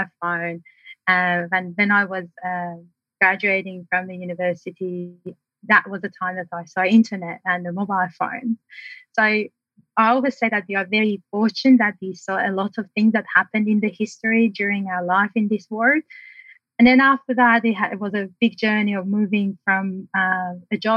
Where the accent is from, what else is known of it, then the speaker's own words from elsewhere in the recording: Tehran, Tehran Province, Iran; first language Persian; English is a second language; moved away as an adult; now in Australia; I'm originally from Iran, the city of Tehran, and I was born in a family of five with two brothers